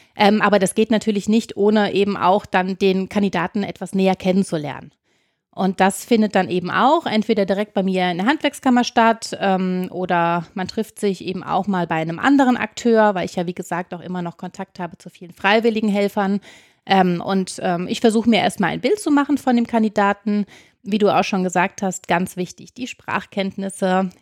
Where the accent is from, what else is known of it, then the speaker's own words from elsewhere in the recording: Rhineland, Germany; moved away as an adult; now in Oestrich-Winkel, Germany; Als gebürtige Rheinländerin